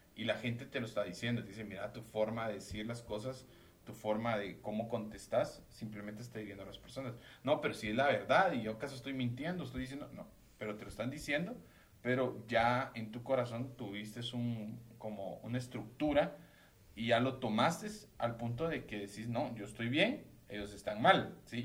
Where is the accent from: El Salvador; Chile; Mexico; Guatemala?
Guatemala; como los chapines que somos